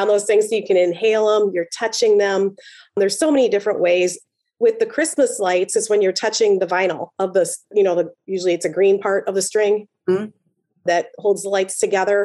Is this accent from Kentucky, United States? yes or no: no; Chicago, Illinois, United States; I'm from Chicago